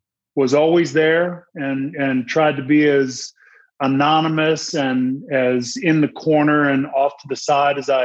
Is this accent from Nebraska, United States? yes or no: no; Boston, Massachusetts, United States; I'm from Boston